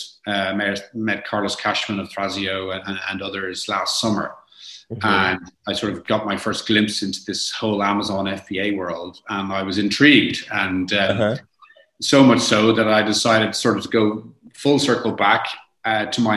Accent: Ireland; also born or lived in Montreal, Canada / London; I was born in Montreal, Canada, moved back to Ireland as a young kid, did school and college here in Ireland

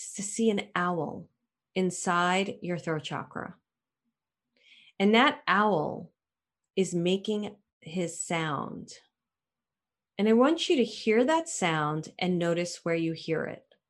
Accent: New York City, New York, United States; moved away; I'm from Brooklyn

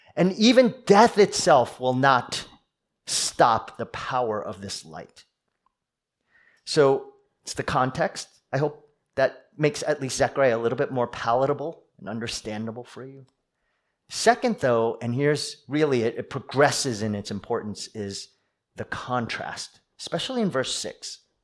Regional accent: East Coast, United States; moved away; I'm from the East Coast. We East Coasters

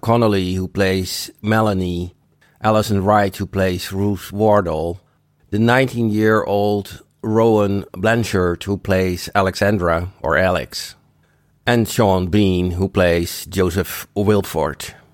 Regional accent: Rotterdam, South Holland, Netherlands; Rotterdam is in the Netherlands, it's my hometown, and it's not in Denmark nor in Germany

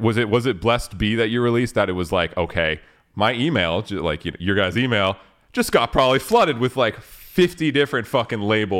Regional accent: Canada; We're Canadian, right?

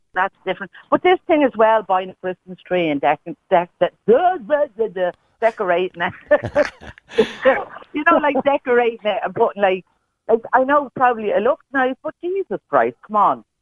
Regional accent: Dublin, Leinster, Ireland; moved away; also born or lived in Trinidad; I'm originally from, Ballymun

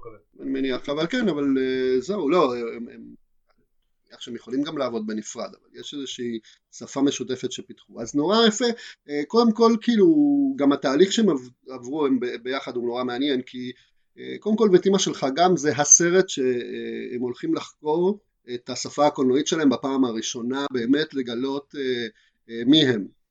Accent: Argentina; now in Israel; אני לא ממקסיקו אני מארגנטינה

